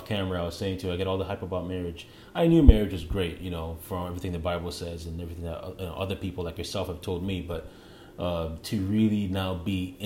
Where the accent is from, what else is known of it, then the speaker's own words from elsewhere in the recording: Canada; moved away as an adult; now in United States; I want to be a Canadian still